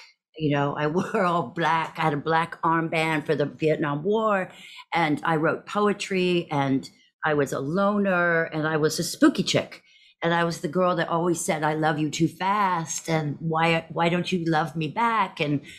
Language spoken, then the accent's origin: English; Texas, United States; born there; So I was born in Texas to a Scottish psychiatrist and a Southern Texas sort of socialite.